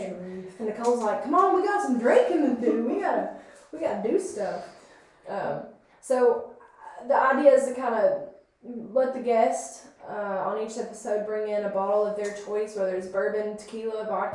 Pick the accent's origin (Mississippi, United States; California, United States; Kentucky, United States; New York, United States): Kentucky, United States; New Haven; Born and raised in New Haven / Hagerstown, Kentucky, middle of nowhere, pretty much